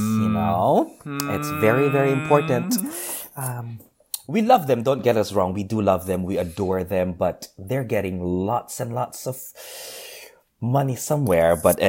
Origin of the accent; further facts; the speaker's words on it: Philippines; English is a second language; now in London, United Kingdom; I mean, growing up in the Philippines, well, not really growing up, but during my university days in the Philippines